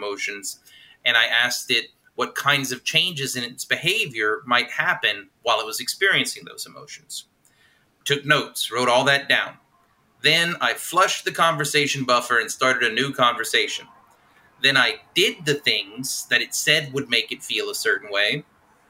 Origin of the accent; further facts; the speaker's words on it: South Louisiana, United States; I'm from South Louisiana